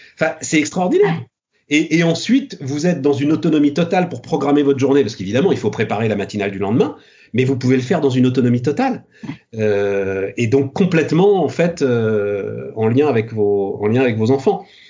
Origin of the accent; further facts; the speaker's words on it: Paris, Île-de-France, France; je suis parisien, euh, fils de parisien, euh, petit-fils de parisien. enfin Paris et la banlieue